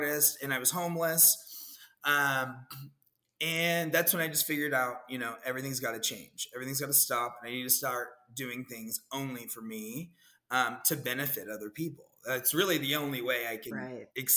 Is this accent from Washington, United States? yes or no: no; Dallas, Texas, United States; moved away as an adult; also born or lived in Austin, Texas / San Francisco, California; now in Orlando, United States; I had moved from Dallas. You know, I'm from Dallas.